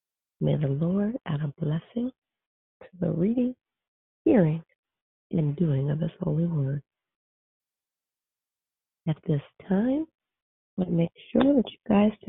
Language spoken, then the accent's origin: English; Arizona, United States; I'm a teacher from Arizona, and I am your hostess this morning.